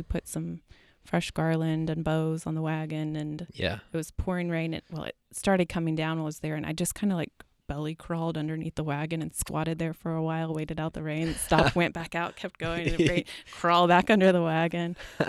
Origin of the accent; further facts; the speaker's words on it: Dallas, Texas, United States; now in Asheville, United States; As of now, I have no plans to leave, so you know, honestly, when I came here coming from Dallas, I kind of hated it when I first got